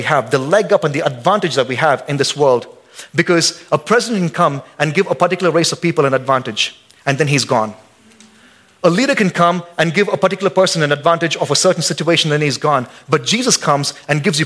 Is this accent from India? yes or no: yes; India; now in Boise, United States; I'm an American citizen, but I'm still an Indian. I still got my head nod, and I still got my accent